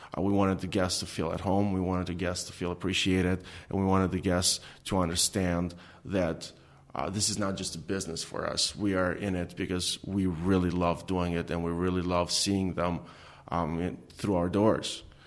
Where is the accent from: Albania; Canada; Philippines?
Albania; English is a second language; moved away as an adult; now in Detroit, United States; growing up in Albania